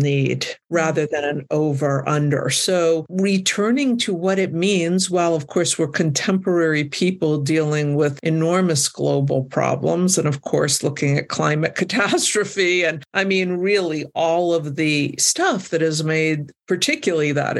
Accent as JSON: {"language": "English", "country": "United States", "also_born_or_lived": "New Mexico", "said": "as an American"}